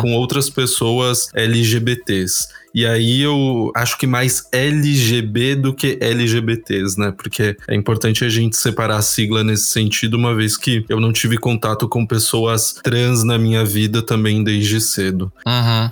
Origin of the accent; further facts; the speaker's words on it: São Paulo, Brazil; sou da Zona Sul de São Paulo, sou do Grajaú